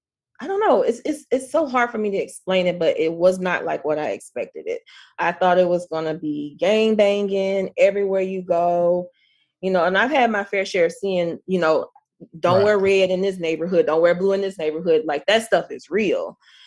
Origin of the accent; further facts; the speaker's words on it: the South, United States; even though I grew up in the South, I felt like I grew up here, like mentally, spiritually.